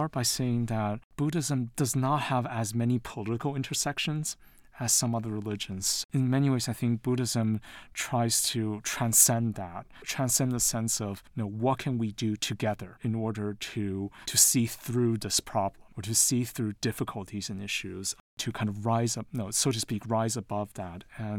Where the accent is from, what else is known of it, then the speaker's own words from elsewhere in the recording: Taiwan; also born or lived in London / United States / New York; now in Utah, United States; I'm originally from Taiwan. I was born in London, but I grew up in Taiwan and the US, and I lived in New York before moving to Utah.